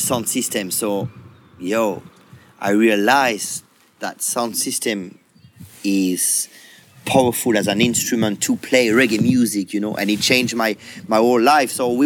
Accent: near Geneva, Auvergne-Rhône-Alpes, France; I grew up in France, just near Geneva

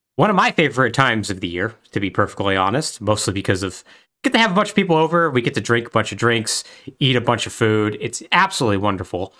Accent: El Paso, Texas, United States; I experienced somewhat growing up in West Texas

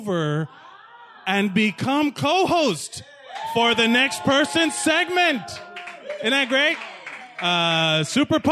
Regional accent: Miami, Florida, United States; I'm from Miami, Florida.

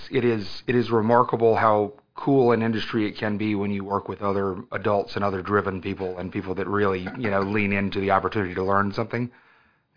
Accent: Aiken, South Carolina, United States; also born or lived in St. Petersburg, Florida / Augusta, Georgia / Auburn, Alabama; we moved to Aiken when I was, you know, into fifth grade.

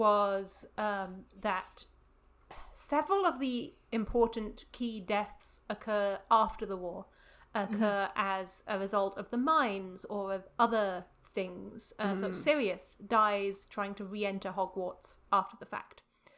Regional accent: Luxembourg; I grew up in Luxembourg for 4 years, which was right on the border between Belgium and France

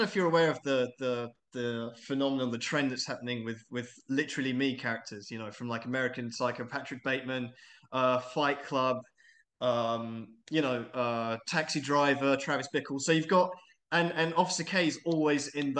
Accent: England, United Kingdom; moved away as an adult; I'm English, but I'm an expat

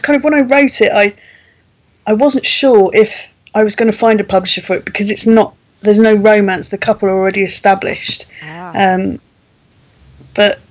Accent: London, United Kingdom; moved away as an adult; now in Kent, United Kingdom; I am originally from London

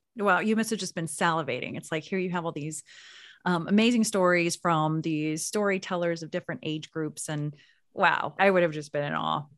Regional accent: Anadarko, Oklahoma, United States; moved away; I grew up in Anadarko, Oklahoma

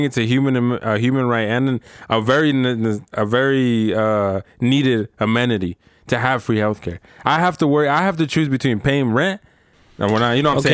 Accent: United States; I'm American Mexican, you know, and I'm proud of where we come from

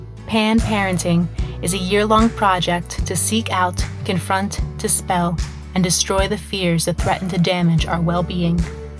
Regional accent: United States; now in Rome, Italy; yes, we're American, but we live in Rome. We've lived in Rome for years.

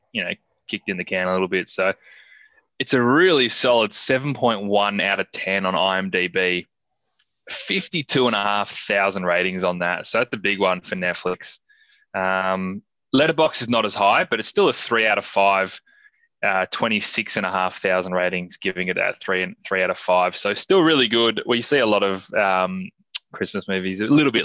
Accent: Australia; being Australian

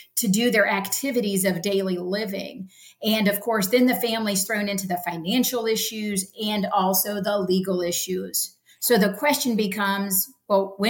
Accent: Ocala, Florida, United States; I'm true Floridian, right? I was born and raised in Ocala, Florida

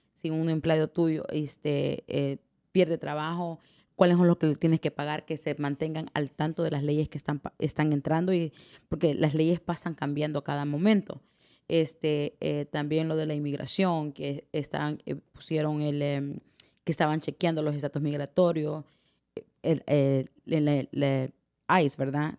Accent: El Salvador; moved away; soy la primera salvadoreña que corre esta oficina

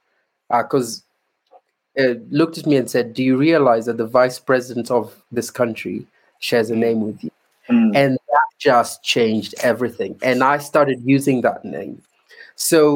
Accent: Kenya; I'm a Kenyan.

